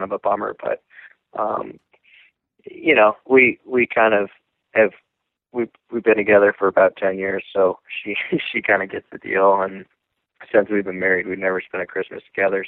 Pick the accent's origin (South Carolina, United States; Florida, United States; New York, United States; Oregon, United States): New York, United States; Lake Placid; I'm from Lake Placid, New York, and that's, you know, it's an area that has a huge heritage